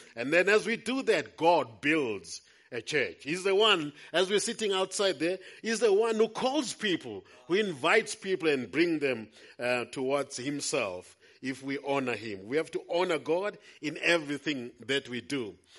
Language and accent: English; Howick, KwaZulu-Natal, South Africa; I'm come from Howick. Our church is in Hilton.